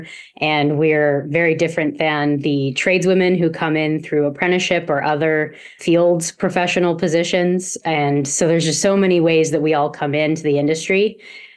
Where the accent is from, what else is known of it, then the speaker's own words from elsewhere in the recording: Pittsburgh, Pennsylvania, United States; we're from Pittsburgh